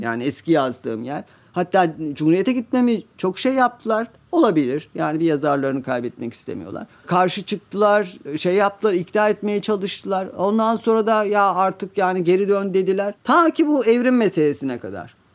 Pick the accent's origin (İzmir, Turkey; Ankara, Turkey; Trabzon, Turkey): Trabzon, Turkey; Ben Trabzonluyum.